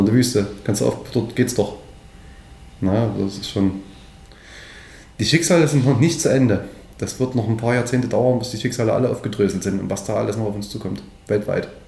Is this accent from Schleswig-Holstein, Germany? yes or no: no; Döbeln, Saxony, Germany; Döbeln und Umgebung, es ist meine Heimat